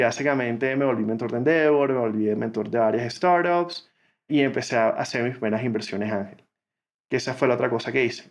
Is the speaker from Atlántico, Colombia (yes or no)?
yes; Barranquilla, Atlántico, Colombia; moved away as an adult; also born or lived in United States; Yo crecí en Barranquilla, Colombia, eh, la ciudad de Shakira y Sofía Vergara.